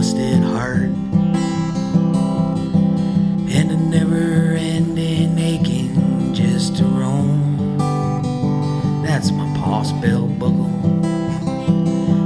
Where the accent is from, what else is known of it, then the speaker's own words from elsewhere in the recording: Green Bay, Wisconsin, United States; moved away as an adult; also born or lived in Friendship, Indiana / Elgin, Texas; now in Oakdale, United States; I grew up in Green Bay, Wisconsin